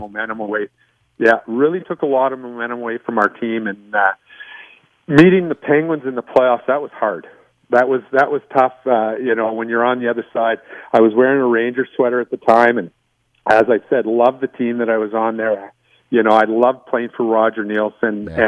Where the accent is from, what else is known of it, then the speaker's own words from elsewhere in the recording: Winnipeg, Manitoba, Canada; also born or lived in Zweibrücken, Germany; and then moved back to Winnipeg.